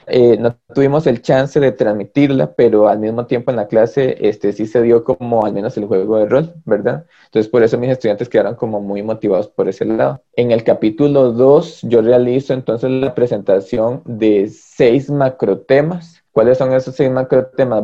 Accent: Los Chiles, Alajuela, Costa Rica; moved away as an adult; now in San Pedro de Montes de Oca, Costa Rica; yo tengo 12 años de vivir aquí en San Pedro de Montes de Oca. Yo este, vengo de la frontera norte, yo soy de los Chiles.

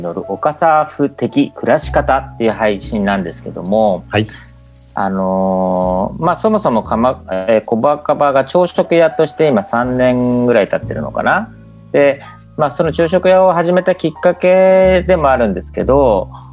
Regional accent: Kamakura, Kanagawa, Japan; 僕は鎌倉で生まれ育った感覚があって

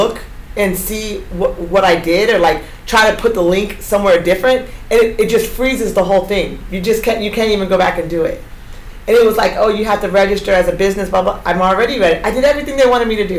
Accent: Eugene, Oregon, United States; a Black girl from Eugene, a Black woman growing up in the Pacific Northwest

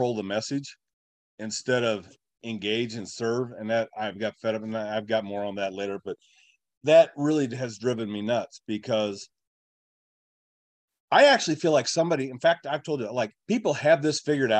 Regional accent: Nebraska, United States; I'm from Nebraska. I have family, I have hogs

